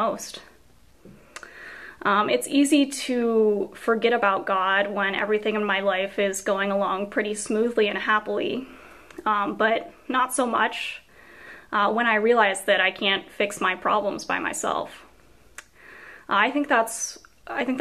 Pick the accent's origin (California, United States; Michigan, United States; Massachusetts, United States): California, United States; California desert, United States; moved away as an adult; I grew up in the California desert